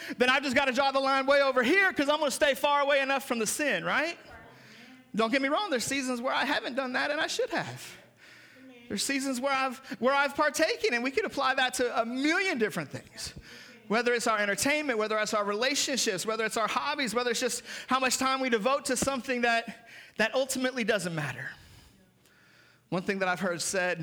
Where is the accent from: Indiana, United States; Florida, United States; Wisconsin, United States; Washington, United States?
Washington, United States; Seattle; moved away; Growing up in Seattle